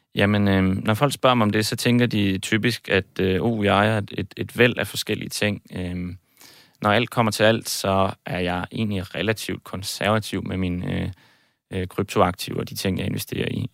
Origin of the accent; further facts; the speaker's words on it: Aalborg, North Denmark Region, Denmark; moved away as an adult; also born or lived in Copenhagen; now in Cyprus; Jeg er født og opvokset i Aalborg, øh, også boet i København en, en, en årrække